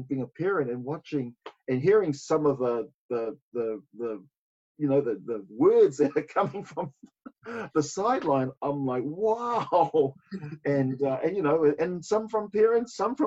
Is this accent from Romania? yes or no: no; Auckland, New Zealand; also born or lived in Samoa / Otara, Auckland; From Oweraka, we moved out to Henderson out west, where I did a lot of my growing